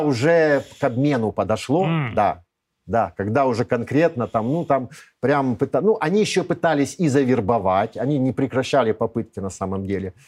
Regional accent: Kyiv, Ukraine; moved away as an adult; Я не единственный киевлянин

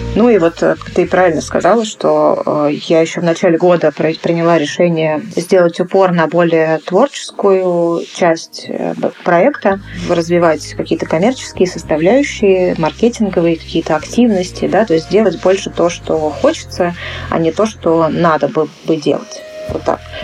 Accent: Moscow, Russia; я родилась уже в Москве

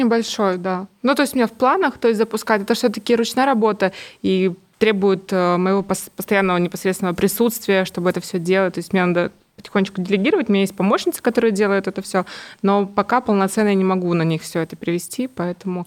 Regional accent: Kamchatka Krai, Russia; moved away; Мы там вообще с Камчатки

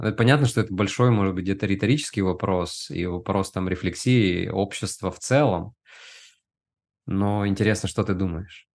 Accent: Udmurtia, Russia; я вырос э, в Удмуртии, это регион России, в Поволжье.

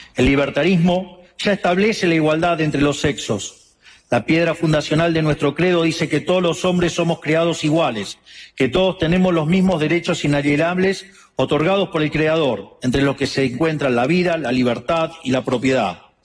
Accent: Argentina

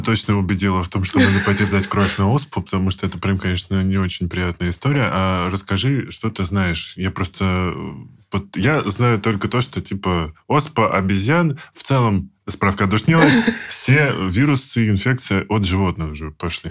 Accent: Stupino, Moscow Oblast, Russia; я из Ступино

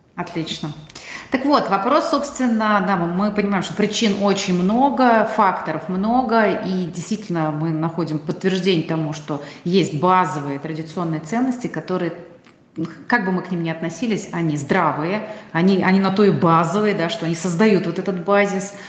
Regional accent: Tatarstan, Russia; я татарка

